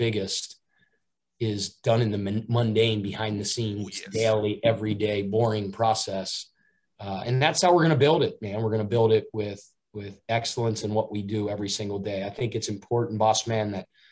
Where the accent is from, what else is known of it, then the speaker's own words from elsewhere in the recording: Cincinnati, Ohio, United States; now in South Carolina, United States; my hometown is Cincinnati.